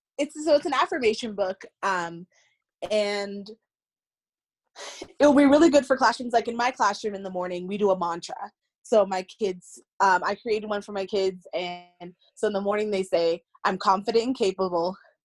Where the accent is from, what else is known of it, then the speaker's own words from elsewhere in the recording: Colorado, United States; born there; I was born in Colorado, but okay. I've kind of lived all over.